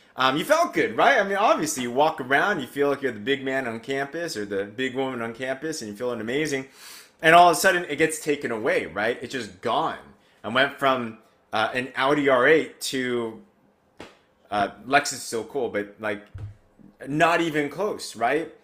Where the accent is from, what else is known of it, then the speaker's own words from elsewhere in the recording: United States; I grew up in America. Growing up in America, and I'm Asian